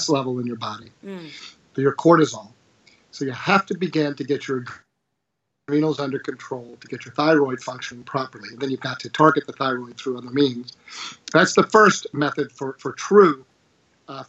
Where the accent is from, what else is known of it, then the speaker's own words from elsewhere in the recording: Virginia, United States; Here in my home state of Virginia